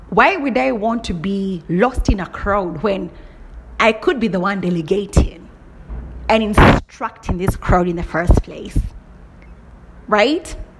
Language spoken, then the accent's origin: English; Kenya; I'm from Kenya.